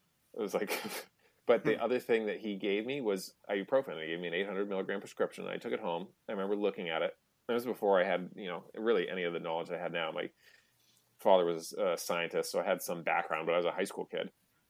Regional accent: Massachusetts, United States; And I grew up outside Boston.

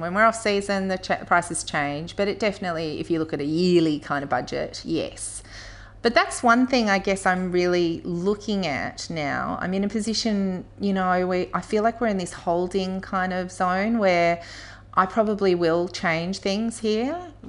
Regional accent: Melbourne, Victoria, Australia; now in Castlemaine, Australia; I'm from Melbourne originally myself, and also know that a lot of people in Castlemaine have, you know, connections to Melbourne

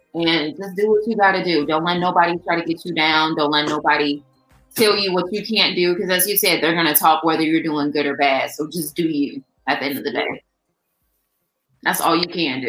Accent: Chicago, Illinois, United States; I'm from the South Side too

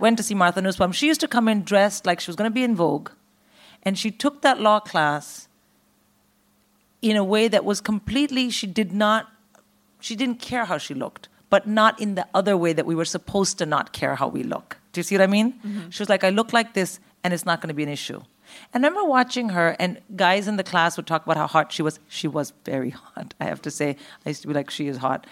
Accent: India; moved away; also born or lived in Philippines / United States; I grew up in India

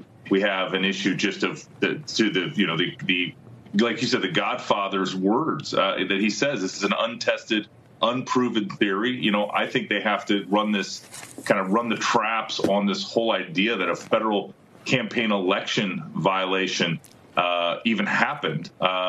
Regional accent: Iowa, United States; my home state of Iowa.

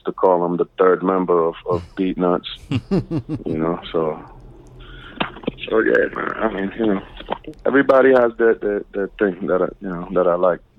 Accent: East Coast, United States; And, you know, and I'm from the East Coast, so it's gonna be East Coast, West Coast.

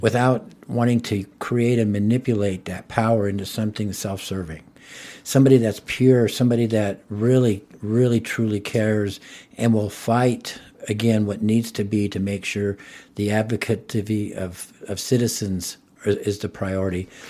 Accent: Pueblo, Colorado, United States; I was born here in Pueblo. I was born in nineteen fifty-seven and, um, went to South High School

